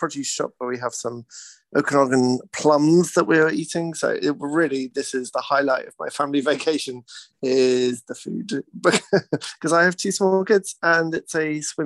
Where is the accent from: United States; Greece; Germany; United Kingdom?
United Kingdom; now in British Columbia, Canada; I'm British.